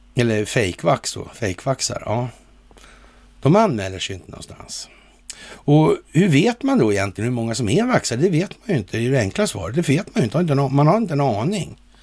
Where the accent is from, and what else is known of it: Sweden